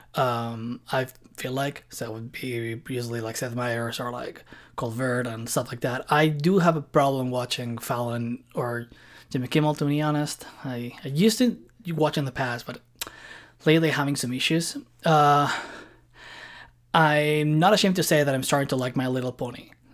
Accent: Barcelona, Catalonia, Spain; moved away as an adult; now in Montreal, Canada; I was born and lived in Barcelona for two and a six years, and I've been living in Montreal now for, like, around six years.

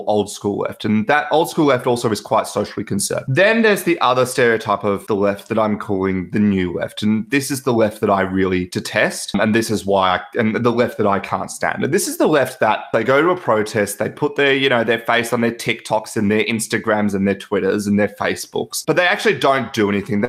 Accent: Melbourne, Victoria, Australia; I am from Melbourne, Australia.

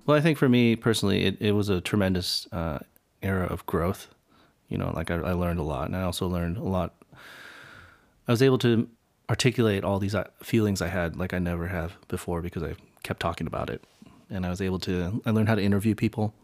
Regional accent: United States; Asian Americans have this bi-, duality in which we are privileged to some extent

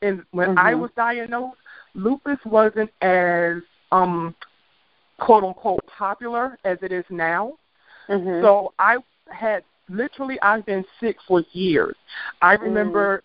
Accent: Washington, District of Columbia, United States; now in Atlanta, United States; I am from the Washington, D.C. area. I currently live in Atlanta, Georgia

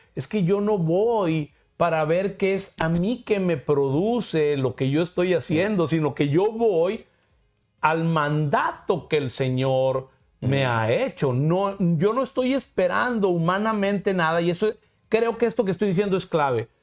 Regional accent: Mexico; yo como mexicano

